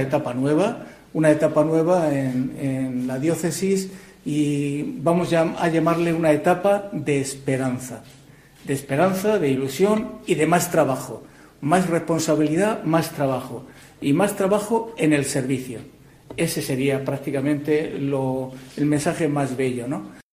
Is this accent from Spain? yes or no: yes; Cehegín, Region of Murcia, Spain; Soy de Cejín, eh, decía que soy de, eh, el pueblo más maravilloso de la región